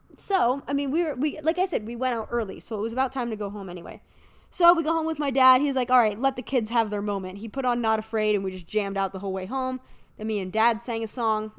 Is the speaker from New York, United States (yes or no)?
no; Erie, Pennsylvania, United States; I'm from Erie, and a lot of people know of me. One because my dad's the principal of the main high school here.